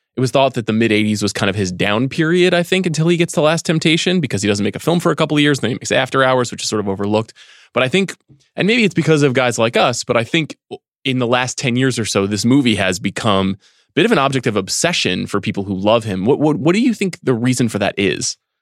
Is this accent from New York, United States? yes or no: yes; Long Island, New York, United States; Growing up in New York on Long Island